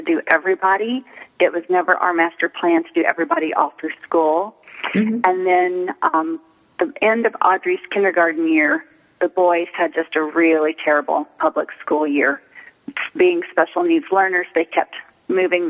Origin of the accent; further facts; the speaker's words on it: Midwest, United States; also born or lived in Los Angeles; now in Phoenix, United States; growing up in the Midwest